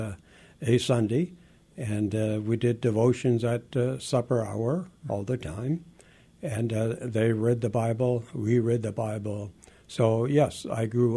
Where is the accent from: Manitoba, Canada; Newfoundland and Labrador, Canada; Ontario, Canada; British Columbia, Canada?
Ontario, Canada; southern; first language Frisian; English is a second language; also born or lived in Netherlands / Friesland; I was 5 years old. We left from Rotterdam on a boat, 10 days at sea. We arrived in Quebec City and then took a train to southern Ontario, where we lived on a farm